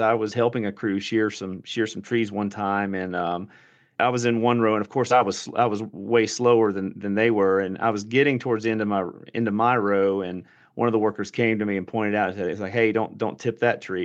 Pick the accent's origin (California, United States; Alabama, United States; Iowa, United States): Alabama, United States; moved away; also born or lived in Paraguay; I'm a I'm a dude from Alabama who speaks Spanish with an Argentine accent